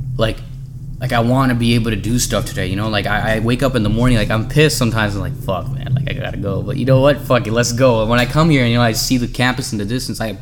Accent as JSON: {"language": "English", "town": "San Jose", "region": "California", "country": "United States", "tie": "born or raised there", "said": "I came from San Jose, California."}